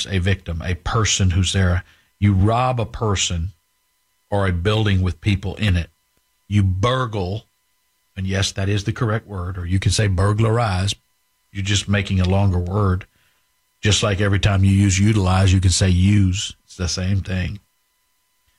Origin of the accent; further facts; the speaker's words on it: Highlands, Texas, United States; My brothers and I grew up in Highlands